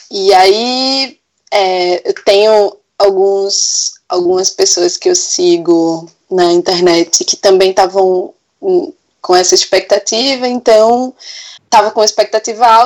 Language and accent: Portuguese; Recife, Pernambuco, Brazil; sou mulher negra e professora. Sou de Recife